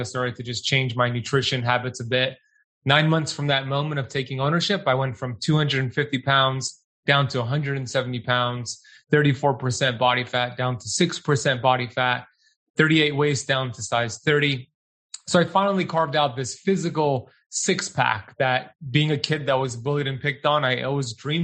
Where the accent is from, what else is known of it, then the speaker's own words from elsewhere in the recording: United States; when I grew up in America, born and raised here